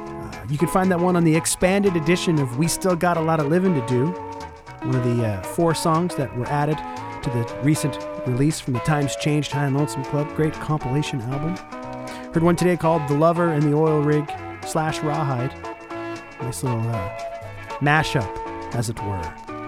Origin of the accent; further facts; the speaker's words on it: Oshawa, Ontario, Canada; now in Winnipeg, Canada; my hometown of Oshawa